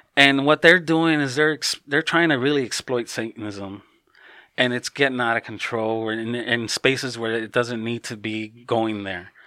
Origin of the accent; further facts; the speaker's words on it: Chicago, Illinois, United States; now in Hawaii, United States; my family's originally from Mexico. I was born and raised in Chicago